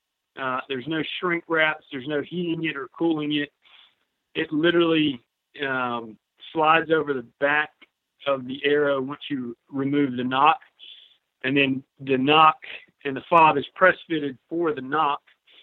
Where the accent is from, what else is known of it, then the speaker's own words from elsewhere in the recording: Greenville, South Carolina, United States; I'm from Greenville, South Carolina.